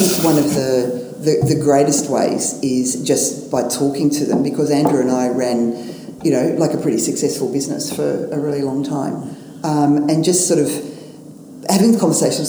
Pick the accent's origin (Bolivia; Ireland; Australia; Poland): Australia; I'm from Australia